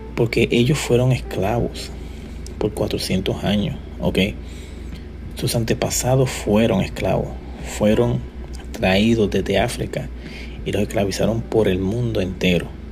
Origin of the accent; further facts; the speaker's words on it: Puerto Rico; yo soy puertorriqueño y soy joven